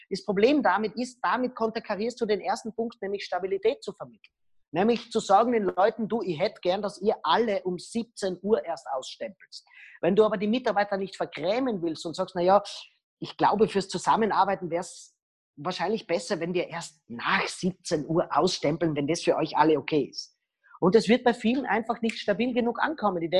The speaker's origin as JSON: {"language": "German", "country": "Austria", "said": "was ich nicht darf, weil ich bin Österreicher"}